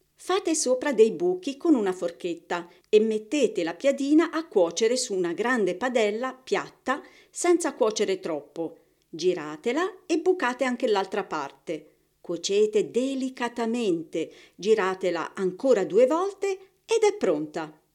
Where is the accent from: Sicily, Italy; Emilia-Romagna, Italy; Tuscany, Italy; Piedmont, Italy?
Tuscany, Italy; io sono toscana